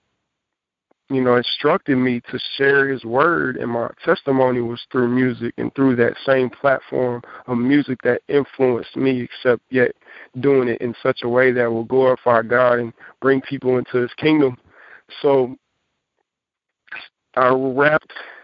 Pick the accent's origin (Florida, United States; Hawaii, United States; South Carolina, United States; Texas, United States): Texas, United States; Jacksonville; I've been pastoring a church in my hometown, Jacksonville, Texas